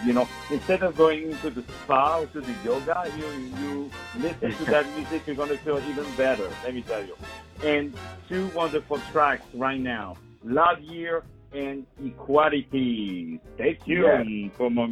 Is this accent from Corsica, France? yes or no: no; Paris, Île-de-France, France; English is a second language; From Paris, brother. From Paris.